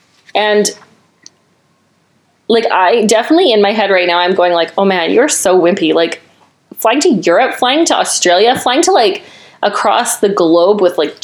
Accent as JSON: {"language": "English", "country": "Canada", "said": "being Canadian and in going to French immersion school."}